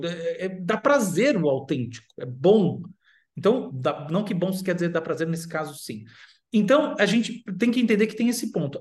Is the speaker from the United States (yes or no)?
yes; United States; moved away; eu já morei nos Estados Unidos muito tempo, cresci nos Estados Unidos